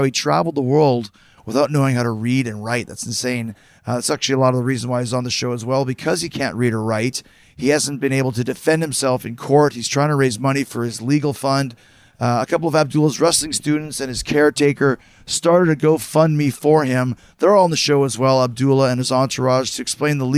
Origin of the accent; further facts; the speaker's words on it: Winnipeg, Manitoba, Canada; I grew up in Winnipeg